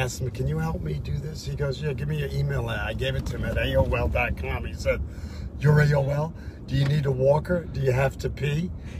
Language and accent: English; New York, United States; now in California, United States; I grew up in New York on the subways.